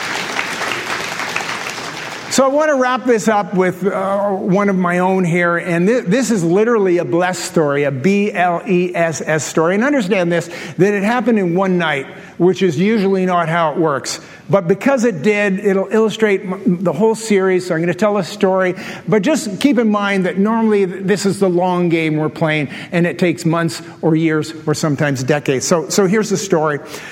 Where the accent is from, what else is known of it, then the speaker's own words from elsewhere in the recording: Canada; I'm a Canadian